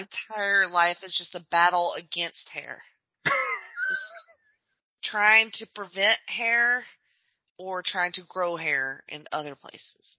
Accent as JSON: {"language": "English", "region": "Alabama", "country": "United States", "tie": "born or raised there", "said": "I grew up in Alabama"}